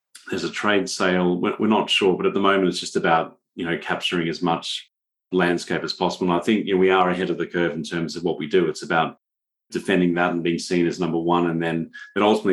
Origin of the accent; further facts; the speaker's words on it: Australia; I'm from Australia